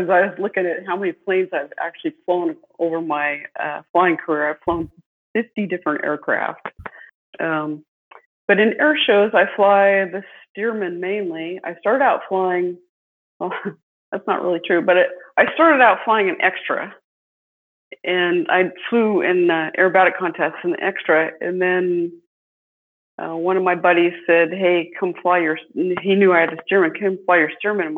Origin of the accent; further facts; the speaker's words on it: Watsonville, California, United States; I was born and raised in California. Actually, I was born in Watsonville, California